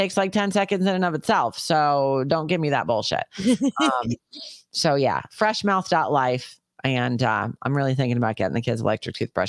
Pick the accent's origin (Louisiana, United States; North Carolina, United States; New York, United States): New York, United States; I grew up in New York.